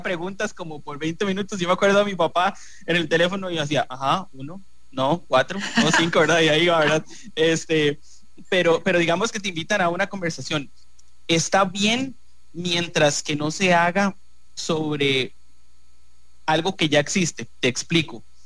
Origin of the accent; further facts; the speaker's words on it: Costa Rica; nosotros como costarricenses